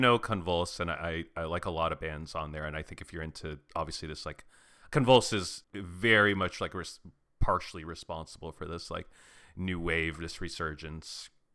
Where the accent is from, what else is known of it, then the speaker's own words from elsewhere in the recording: Arizona, United States; I grew up in Arizona, like going to some hardcore shows of a certain era